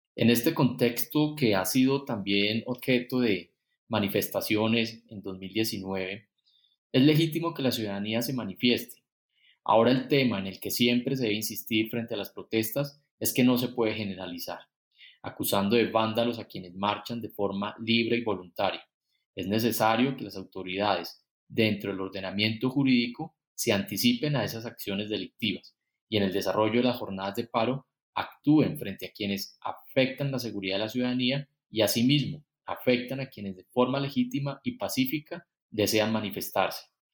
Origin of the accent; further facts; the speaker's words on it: Colombia; lo que necesitamos como colombianos